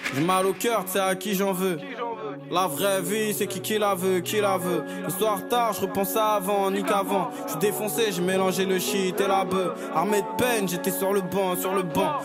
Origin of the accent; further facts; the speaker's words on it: Sevran, Île-de-France, France; on vient de Sevran.